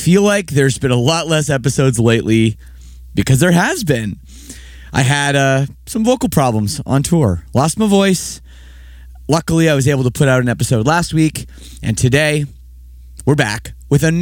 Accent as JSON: {"language": "English", "town": "Toronto", "region": "Ontario", "country": "Canada", "moved": "as an adult", "lives_now": "Windsor, Canada", "said": "I'm from Toronto area originally. I've lived in Windsor for 3 years."}